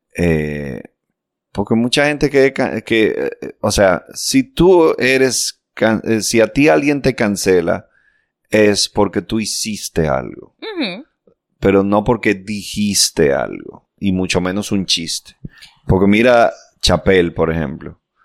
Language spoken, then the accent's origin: Spanish; Dominican Republic; nosotros somos un país chiquitico